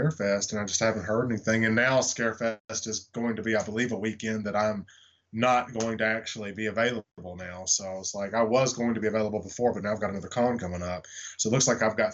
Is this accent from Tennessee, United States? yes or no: yes; Nashville, Tennessee, United States; I've never done one in my hometown, which is Nashville. I've never done one in my home state, Tennessee